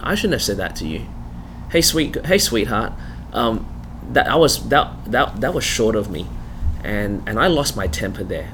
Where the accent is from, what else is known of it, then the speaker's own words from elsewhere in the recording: Melbourne, Victoria, Australia; accent: Australian; now in South Carolina, United States; I was born in Melbourne. That's the reason my voice is this way